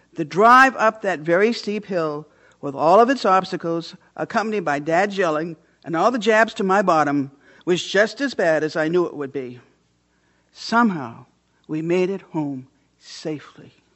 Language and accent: English; Orland, Maine, United States; I grew up on Hardscrabble Hill in Orland, Maine